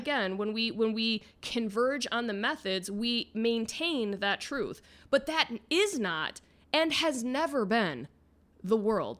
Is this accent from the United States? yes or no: yes; Midwest, United States; now in Florida, United States; Midwest, I'm from America's High Five.